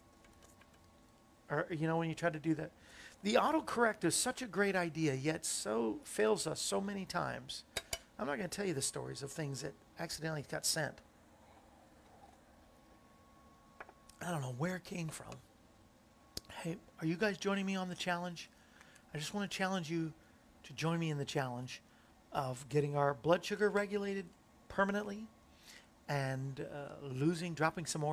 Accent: Hyannis, Massachusetts, United States; I am from Hyannis

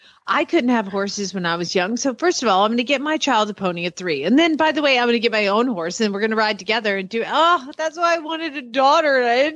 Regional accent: Atlanta, Georgia, United States; also born or lived in Kentucky; now in Norman, United States; I grew up in Atlanta and it was only hunter jumpers.

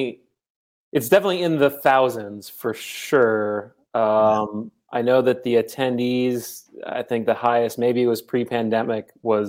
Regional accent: Chicago, Illinois, United States; I've lived here my whole life.

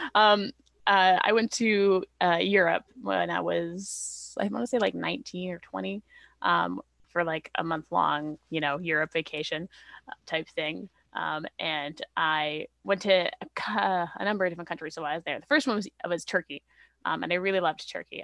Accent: Canada; also born or lived in Vancouver; I'm Canadian, so I'm, I'm pretty fairly settled here.

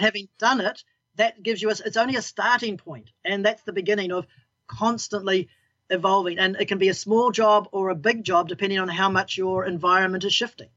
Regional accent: New Zealand; I'm a Kiwi gardener. We're all Kiwi

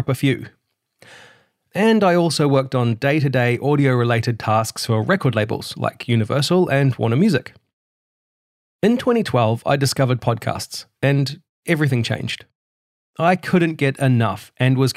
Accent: Hamilton, Waikato, New Zealand; moved away; was born in Hamilton, New Zealand, in April 1984

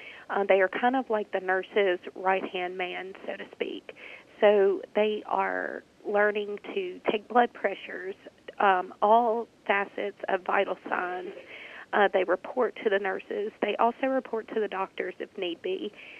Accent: Senatobia, Mississippi, United States; I am originally born and raised in Senatobia, Mississippi. I graduated from high school at Senatobia

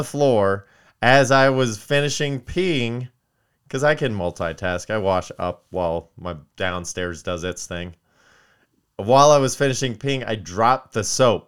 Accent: Kentucky, United States; moved away; where I grew up in Palmcaster, Kentucky

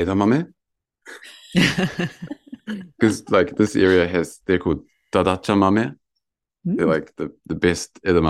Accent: Lower Hutt, Wellington, New Zealand; now in Yamagata, Japan; So I was born in Lower Hutt in Wellington. So, and my house backed onto a forest.

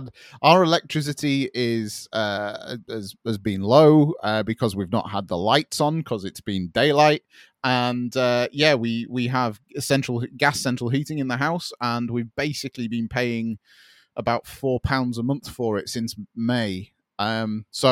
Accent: United Kingdom; I'm British.

